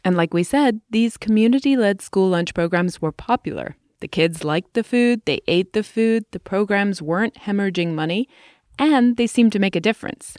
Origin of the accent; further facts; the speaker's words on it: England, United Kingdom; moved away; In my home country, England